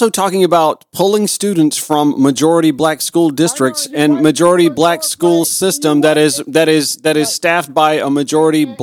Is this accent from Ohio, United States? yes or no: no; Columbia County, Georgia, United States; grew up in Columbia County, Georgia, a majority white, suburban, conservative.